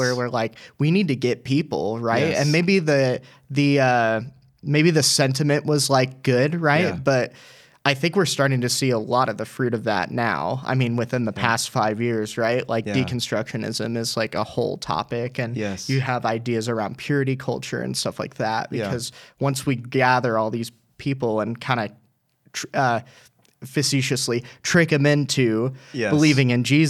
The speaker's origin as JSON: {"language": "English", "town": "Oklahoma City", "region": "Oklahoma", "country": "United States", "said": "Right. Yeah. I'm not. I'm from Oklahoma City."}